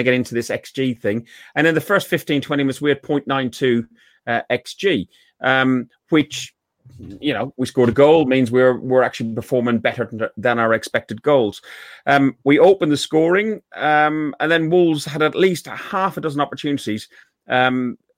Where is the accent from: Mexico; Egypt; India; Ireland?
Ireland; I'm Irish